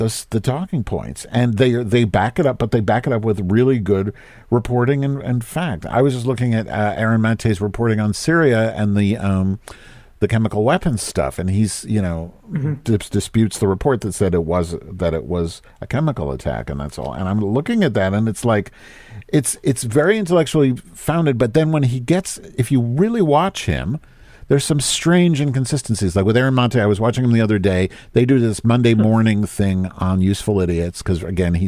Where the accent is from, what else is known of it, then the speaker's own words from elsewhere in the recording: United States; I'm an American person